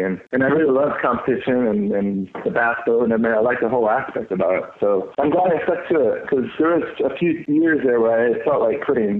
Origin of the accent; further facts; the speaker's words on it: California, United States; I grew up in California, fishing casitas, cast bait mainly